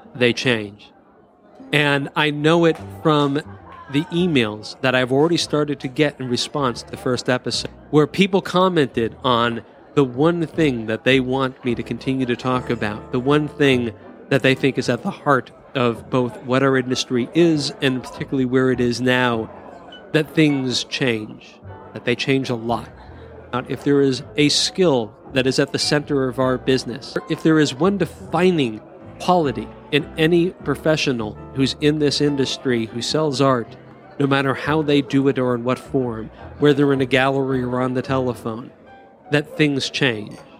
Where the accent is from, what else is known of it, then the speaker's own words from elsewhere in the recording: Culver City, California, United States; When I was seventeen growing up in Culver City, California